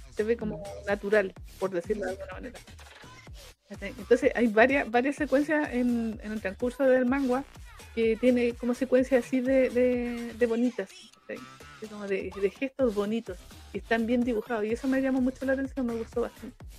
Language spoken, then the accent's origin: Spanish; Chile